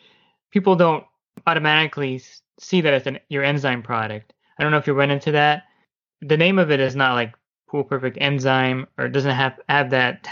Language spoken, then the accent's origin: English; New Jersey, United States; I'm from New Jersey, so I can't pronounce anything